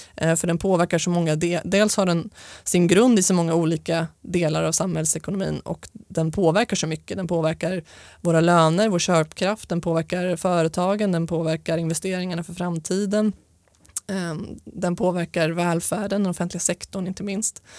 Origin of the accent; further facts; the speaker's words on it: Stockholm, Stockholm County, Sweden; jag är uppvuxen med min mamma i Stockholm